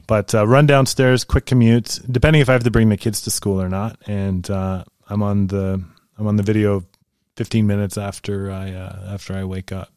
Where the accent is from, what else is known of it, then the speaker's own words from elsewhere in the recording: Northern Germany, Germany; I'm from North Germany